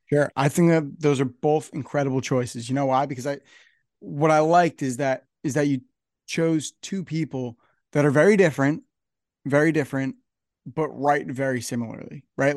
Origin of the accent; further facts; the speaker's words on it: New Jersey, United States; I'm from New Jersey, so I'm up here in New Jersey